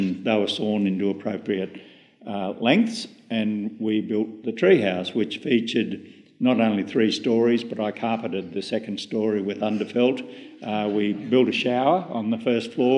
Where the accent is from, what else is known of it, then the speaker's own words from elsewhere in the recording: Baradine, New South Wales, Australia; It's a hot town, but also surprisingly cold in winter